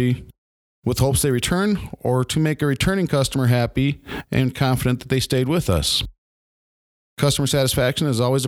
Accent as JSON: {"language": "English", "town": "Milbank", "region": "South Dakota", "country": "United States", "tie": "born or raised there", "said": "I grew up in Milbank, South Dakota, a little town of about 3,400 people."}